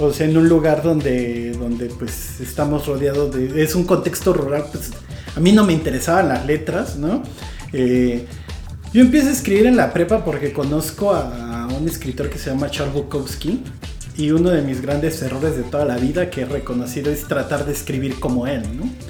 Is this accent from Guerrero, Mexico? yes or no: yes; Iguala, Guerrero, Mexico; originalmente soy de Iguala Guerrero, aunque mucha gente dice que soy de todos lados y de todas partes. Eh, pues me crié allá